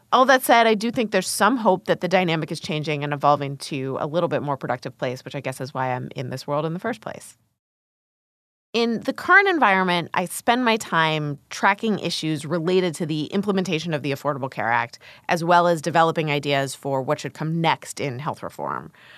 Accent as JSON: {"language": "English", "town": "Columbus", "region": "Ohio", "country": "United States", "tie": "born or raised there", "moved": "yes", "said": "I grew up in Columbus, Ohio, as the child of two molecular biologists."}